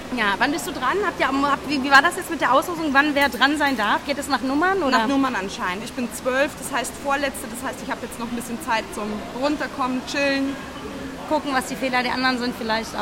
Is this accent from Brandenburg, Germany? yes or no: yes; Rathenow, Brandenburg, Germany; Ich komme aus Rathenow